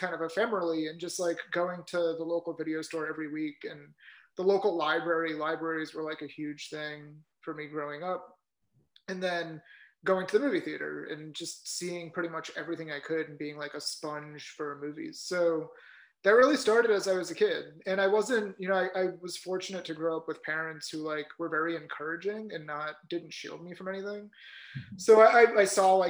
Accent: New Hampshire, United States; moved away; I'm from New Hampshire. So, you know, we had like small video stores

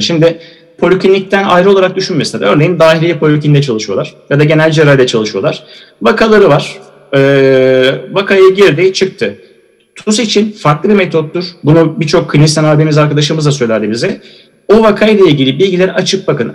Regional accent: Eskişehir, Turkey; Eskişehir Osman Gaziantep Fakültesi mezunuyum. Eskişehirliyim

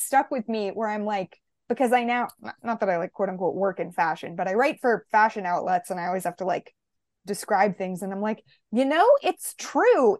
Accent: San Francisco, California, United States; moved away; my hometown is San Francisco, California

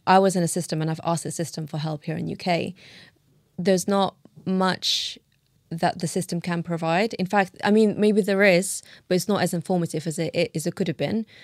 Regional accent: London, United Kingdom; born or raised there; also born or lived in Tashkent, Uzbekistan

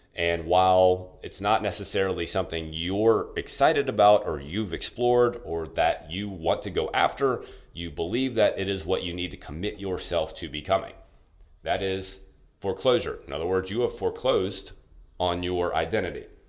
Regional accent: Louisiana, United States; from Louisiana, like I am

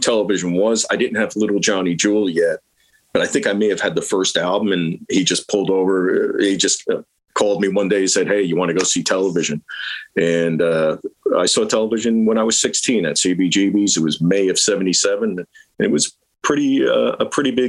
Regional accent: Lyndhurst, New Jersey, United States; also born or lived in West Paterson; I grew up in I was born in Jersey City. I grew up mostly in Lyndhurst, which is right by the Meadowlands

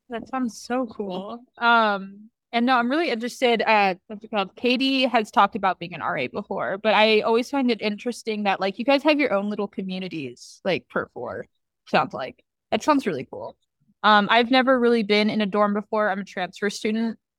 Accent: Arcadia, California, United States; moved away as an adult; now in Santa Barbara, United States; I'm from, like, technically Los Angeles County. I'm from Arcadia.

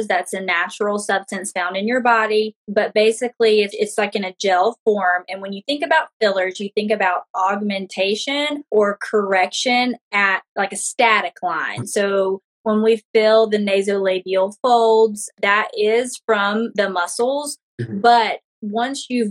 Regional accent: Honolulu, Hawaii, United States; I've always identified as Pacific Islander because that's where I was born in Honolulu, Hawaii

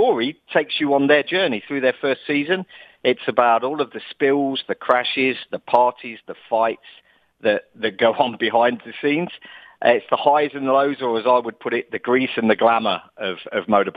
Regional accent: Leicester, East Midlands, United Kingdom; accent: English; now in Dubai, United Arab Emirates; I'm an English guy. I was born in the Midlands of England in a town called Leicester

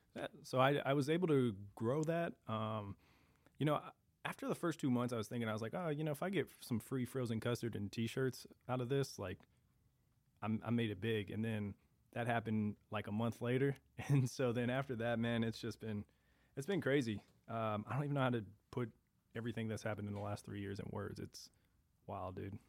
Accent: St. Louis, Missouri, United States; born and raised in South City

